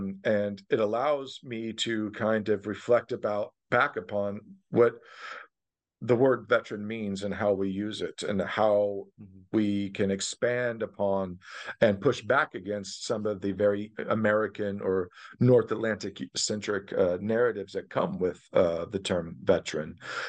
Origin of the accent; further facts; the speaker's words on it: Germany; moved away as an adult; now in United States; So I grew up in Germany, didn't come to the United States until as an adult, until I joined with the military.